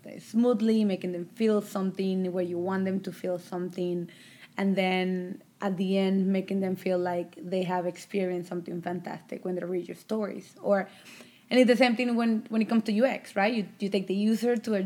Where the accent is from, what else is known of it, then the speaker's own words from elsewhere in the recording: Colombia; also born or lived in Savannah, Georgia; now in United States; Migrated to the United States with my family back in 2006